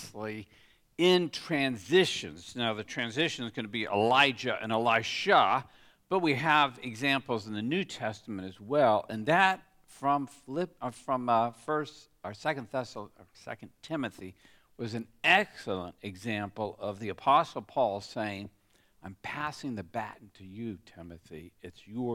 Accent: United States; born or raised there; now in Australia

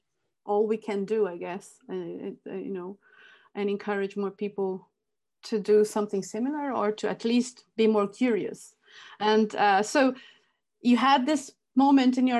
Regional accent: Brazil; moved away; I grew up in Brazil. So growing up in Brazil, I spent most of my life in Brazil

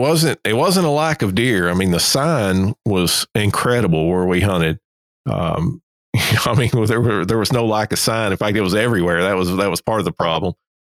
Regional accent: Kentucky, United States; now in Alabama, United States; I'm originally from Kentucky

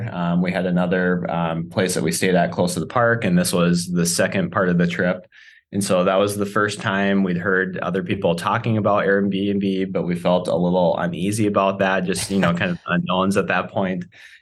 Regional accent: South Dakota, United States; We're actually both from South Dakota originally.

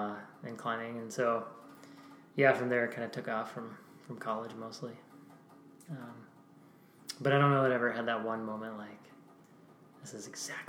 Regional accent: Pennsylvania, United States; But, yeah, so we grew up in Pennsylvania

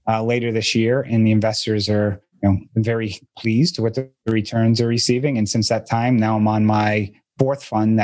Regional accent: Boston, Massachusetts, United States; I'm from the Boston area

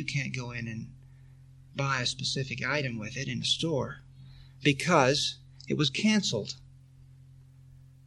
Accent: Texas, United States; when I was a boy growing up in Texas

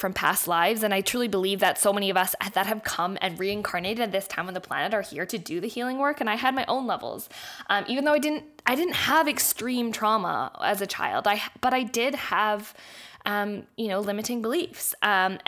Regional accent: Vancouver, British Columbia, Canada; moved away; also born or lived in Australia; I was born in Vancouver, Canada, but my family is all Australian

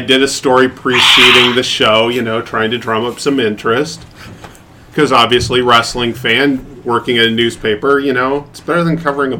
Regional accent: Portland, Oregon, United States; I grew up in Portland, Oregon.

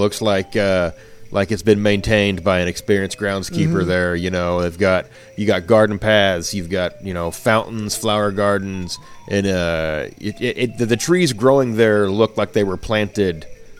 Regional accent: Arkansas, United States; I'm from Arkansas. It's South, but it's not that South. We are mountain people, mostly. Hillbillies.

